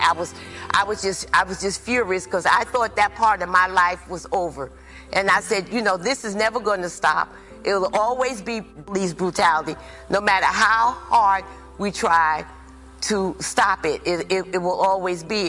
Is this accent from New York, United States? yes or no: yes; New York, United States; also born or lived in North Carolina; I was born in New York. I was raised in the projects in Harlem